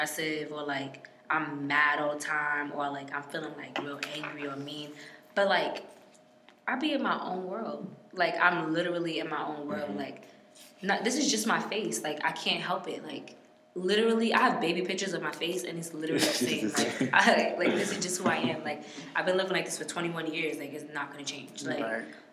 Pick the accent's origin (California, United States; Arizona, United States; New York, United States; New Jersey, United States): New York, United States; born or raised there; also born or lived in Miami